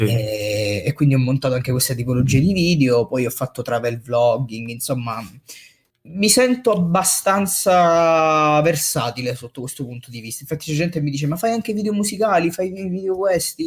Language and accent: Italian; Messina, Sicily, Italy; io sono originario di Messina